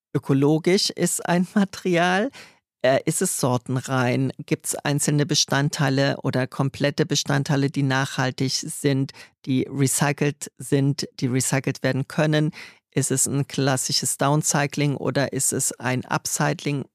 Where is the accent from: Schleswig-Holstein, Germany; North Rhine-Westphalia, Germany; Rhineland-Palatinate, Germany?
Rhineland-Palatinate, Germany; Trier; moved away; also born or lived in Stuttgart; aus Trier, der schönsten und ältesten Stadt Deutschlands, wo ich her bin